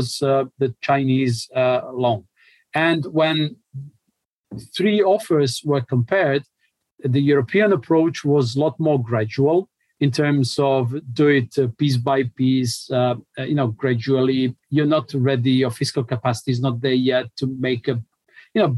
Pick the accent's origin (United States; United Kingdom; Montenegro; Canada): Montenegro; I come from Montenegro